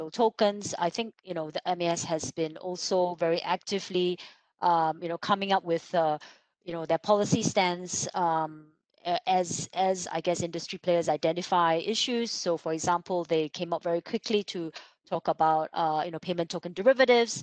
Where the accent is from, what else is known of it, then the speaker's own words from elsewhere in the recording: Singapore; as a Singaporean